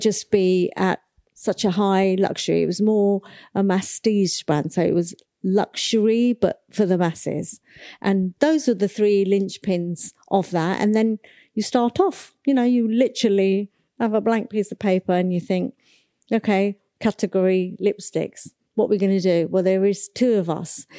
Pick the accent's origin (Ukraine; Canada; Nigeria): Nigeria; I was born in nineteen sixty-one and I was born in Nigeria, in Africa